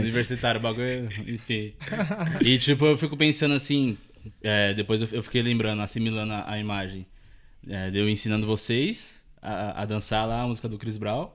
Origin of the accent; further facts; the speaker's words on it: Taboão da Serra, São Paulo, Brazil; Eu sou tabuanense desde quando nasci